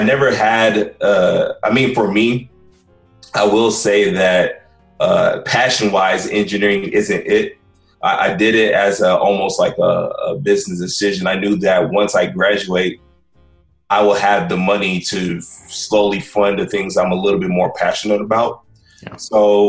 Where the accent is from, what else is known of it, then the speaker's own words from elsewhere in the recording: Houston, Texas, United States; also born or lived in San Antonio, Texas; My parents immigrated here from Nigeria back in 1981. Pretty much born and raised in Houston, Texas. I love it out here.